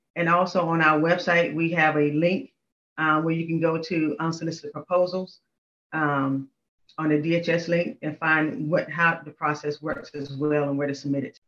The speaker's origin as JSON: {"language": "English", "region": "North Carolina", "country": "United States", "also_born_or_lived": "Panama / Washington, District of Columbia, United States", "moved": "as an adult", "said": "I'm originally from North Carolina, so I moved up, up here for that job."}